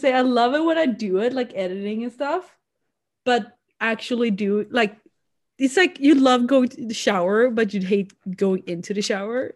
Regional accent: Sweden; accent: Swedish; first language Swedish; English is a second language; now in Canada; Swedish is such a, our accent isn't as distinct

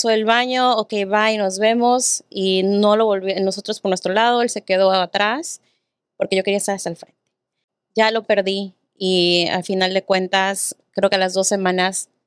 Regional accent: Texas, United States; ¿tú de dónde eres? Eh, de Texas. ah, sí, chido. ¿Y cuántos años tienes? 23

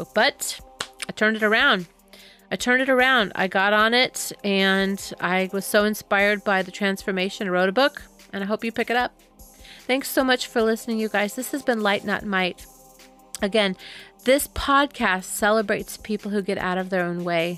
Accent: Southern California, United States; I'm a kid from Southern California

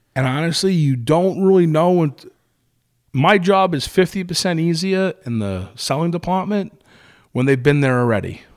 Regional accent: Brooklyn, New York, United States; I'm from New York, I'm from Brooklyn, I'm Italian

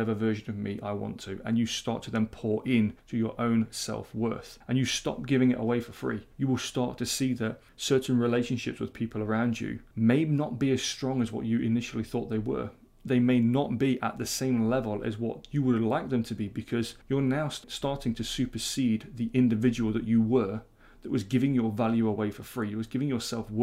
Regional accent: United Kingdom; being very British

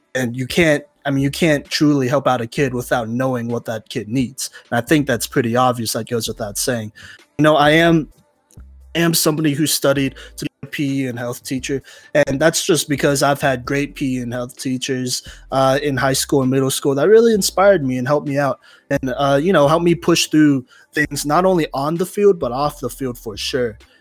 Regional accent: Texas, United States; now in Colorado, United States; the middle school back in Texas

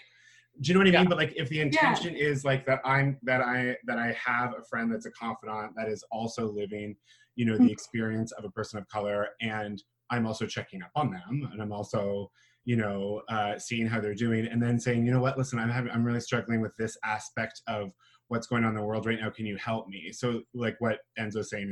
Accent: St. Catharines, Ontario, Canada; moved away as an adult; now in Hamilton, Canada; I'm originally from St. Catharines. I now reside in good old Hamilton, Ontario.

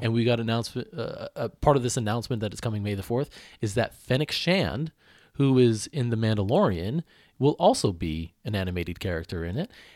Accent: Oakland County, Michigan, United States; I grew up in Michigan, Oakland County

